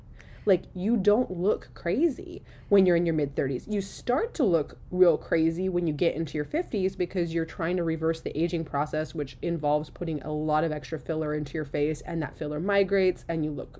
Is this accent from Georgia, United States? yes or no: no; Seattle, Washington, United States; also born or lived in Orange County; now in San Diego, United States; I'm from Seattle. And I live in Southern California. I've been to LA a lot. I've lived in Orange County. I'm in San Diego right now.